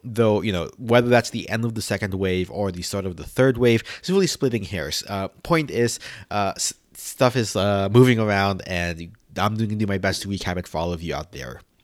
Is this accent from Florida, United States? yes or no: no; New York City, New York, United States; as a New Yorker